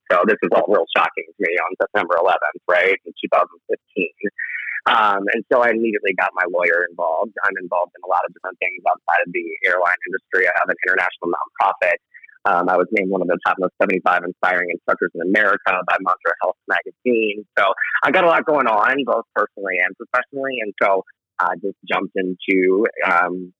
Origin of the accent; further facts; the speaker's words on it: New York, United States; moved away; also born or lived in Virginia; born and raised in New York